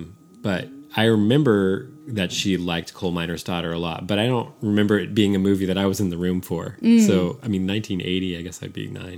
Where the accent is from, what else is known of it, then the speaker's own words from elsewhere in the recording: San Francisco, California, United States; now in Austin, United States; I grew up in San Francisco. I was a city kid.